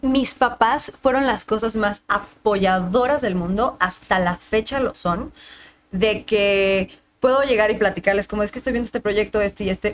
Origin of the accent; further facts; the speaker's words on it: Mexico City, Mexico; estaba en la esquina de mi casa, entonces ahí en la Roma